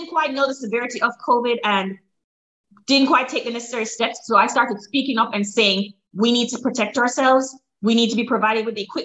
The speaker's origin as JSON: {"language": "English", "country": "Jamaica", "moved": "as an adult", "lives_now": "Maryland, United States"}